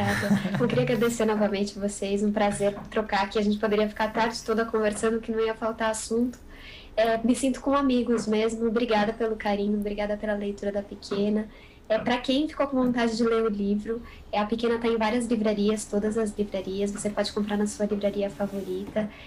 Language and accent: Portuguese; São Paulo, Brazil; Tem muito de São Paulo, porque é a cidade onde eu nasci e a cidade onde eu moro